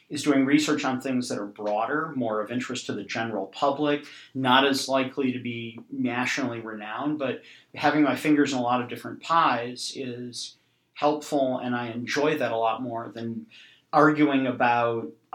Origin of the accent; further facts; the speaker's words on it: Madison, Wisconsin, United States; I grew up in Wisconsin. I was the son of a state employee, and being in Madison